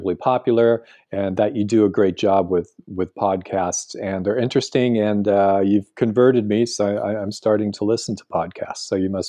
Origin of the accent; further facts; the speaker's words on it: California, United States; And of course, being a Californian where everything was built in the last 50 years